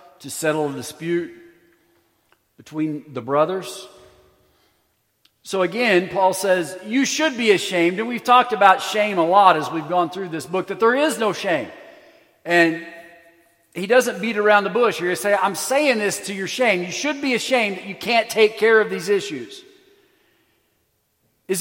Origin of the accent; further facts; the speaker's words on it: United States; we as American Christians